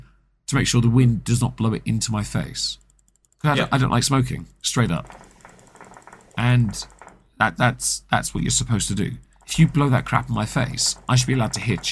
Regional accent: England, United Kingdom; I'm English

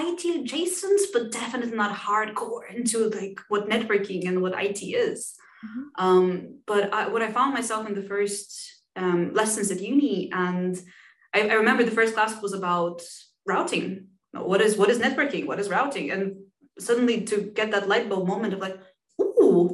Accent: Bulgaria; moved away as an adult; also born or lived in Denmark; now in United Kingdom; So I am originally from Bulgaria. I then moved to Denmark to study IT technology, and then I came to the UK, practically for my career

